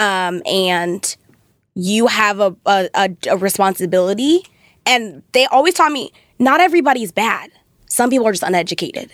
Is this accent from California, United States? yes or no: yes; Thousand Oaks, California, United States; grew up in Thousand Oaks